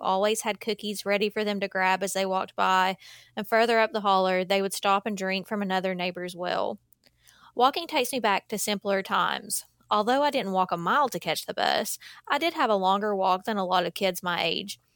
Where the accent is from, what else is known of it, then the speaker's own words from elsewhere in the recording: Eastern Kentucky, United States; Growing up in Eastern Kentucky meant that I heard a lot of stories about my aunts and uncles walking out of the holler